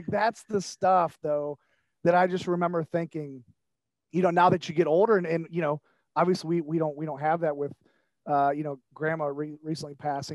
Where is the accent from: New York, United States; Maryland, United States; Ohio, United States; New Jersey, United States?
Ohio, United States; Shelby; also born or lived in Sandusky, Ohio; when we moved to Shelby, when my dad, you know, got into General Motors, I was 3 years old